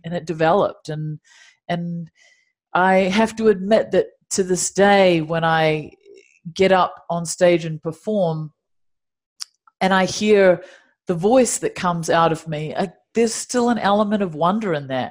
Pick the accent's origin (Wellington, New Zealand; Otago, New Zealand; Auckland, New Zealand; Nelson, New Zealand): Otago, New Zealand; Dunedin; moved away as an adult; now in Los Angeles, United States; there are penguins in my hometown of Dunedin